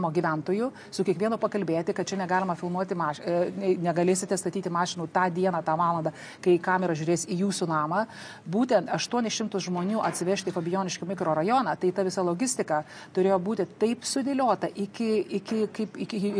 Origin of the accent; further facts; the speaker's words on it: Lithuania